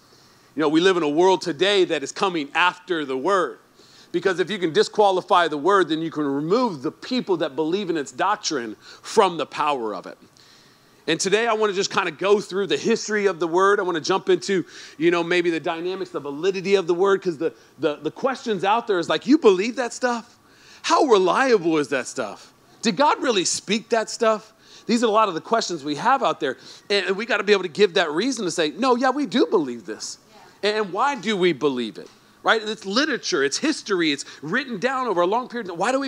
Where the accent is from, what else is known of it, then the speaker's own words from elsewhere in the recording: Alabama, United States; now in Sacramento, United States; I came from poor part of Alabama, man. You know, we grew up in a HUD home.